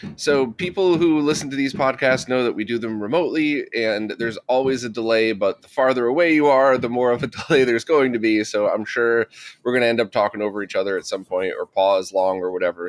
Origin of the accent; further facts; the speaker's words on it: New York City, New York, United States; also born or lived in Manhattan; I grew up around New York City